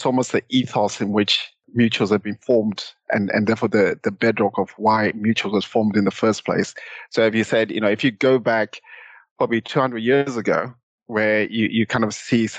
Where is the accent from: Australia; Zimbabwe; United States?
Zimbabwe; accent: Southern African; now in United Kingdom; back then in Zimbabwe. So hopefully some people have picked up my Southern African accent in the intro.